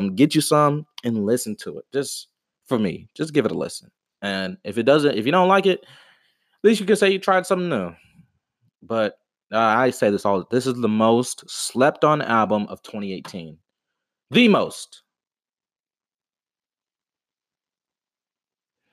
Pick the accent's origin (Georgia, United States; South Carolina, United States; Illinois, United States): Georgia, United States; Atlanta; I'm from Atlanta, you know what I mean? Like, I grew up on that trap music kind of stuff